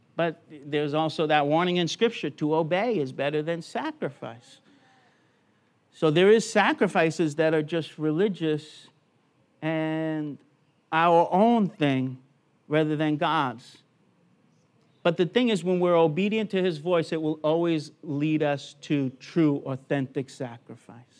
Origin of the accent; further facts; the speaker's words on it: United States; now in Brisbane, Australia; born in America